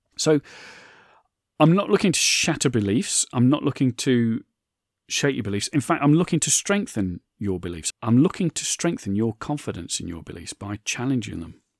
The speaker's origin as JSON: {"language": "English", "country": "United Kingdom", "said": "I'm British"}